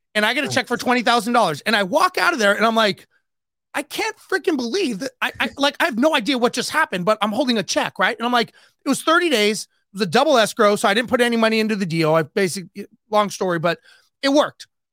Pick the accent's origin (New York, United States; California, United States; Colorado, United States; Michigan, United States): California, United States; Los Angeles; I grew up, born and raised in Los Angeles